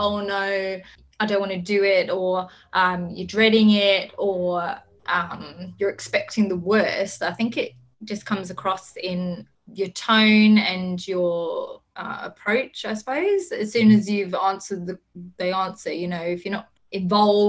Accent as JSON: {"language": "English", "region": "England", "country": "United Kingdom", "accent": "English", "moved": "yes", "lives_now": "Townsville, Australia", "said": "my accent, but English girl"}